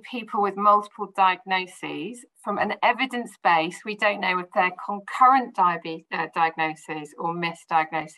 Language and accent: English; Midlands, United Kingdom; where I grew up in the Midlands